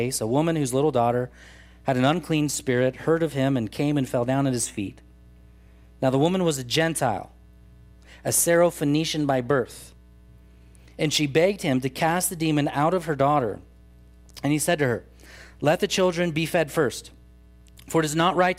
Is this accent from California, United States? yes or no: yes; Truckee, California, United States; When I was a kid, at least, we oftentimes would say, I'm from Tahoe, because nobody knew where Truckee was.